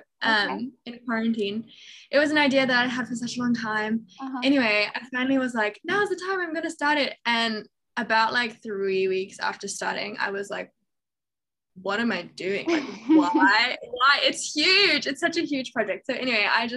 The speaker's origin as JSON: {"language": "English", "town": "Johannesburg", "region": "Gauteng", "country": "South Africa", "tie": "born or raised there", "also_born_or_lived": "England", "said": "I was born in England, but we moved to South Africa when I was two. So I grew up in Johannesburg."}